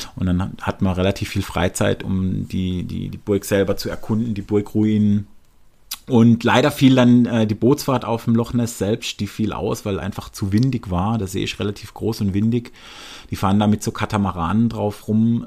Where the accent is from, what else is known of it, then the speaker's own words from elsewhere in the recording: Germany; als Deutscher